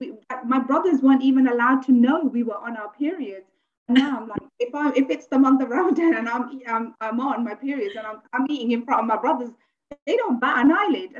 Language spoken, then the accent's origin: English; Luton, East of England, United Kingdom; I'm born and bred here. However, I come from Luton.